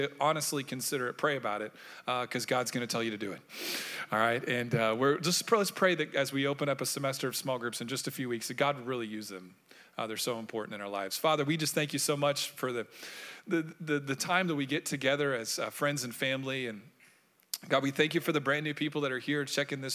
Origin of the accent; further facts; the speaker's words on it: Orlando, Florida, United States; I grew up in Orlando